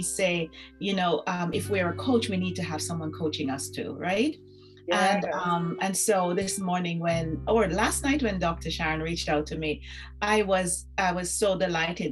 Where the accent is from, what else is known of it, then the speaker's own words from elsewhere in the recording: Jamaica; growing up in Jamaica